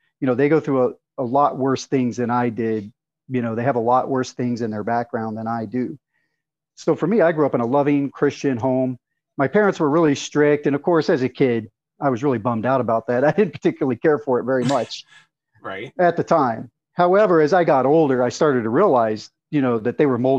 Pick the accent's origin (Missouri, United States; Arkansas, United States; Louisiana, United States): Arkansas, United States; I was raised, I grew up in Arkansas. I was raised in a typical Southern family